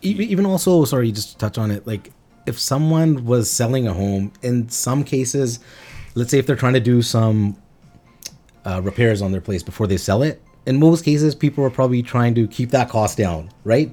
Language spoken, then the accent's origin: English; Quesnel, British Columbia, Canada; now in Surrey, Canada; was born and raised in Cornell, British Columbia, and we moved out here in the early two thousands